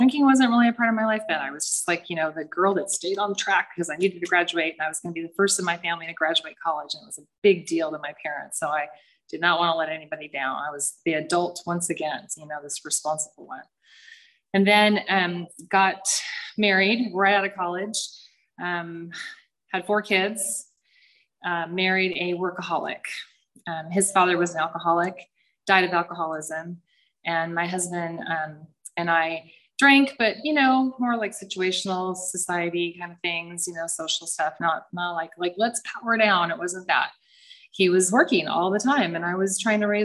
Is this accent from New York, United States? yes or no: no; San Clemente, California, United States; I grew up in San Clemente in a pretty happy family with four little girls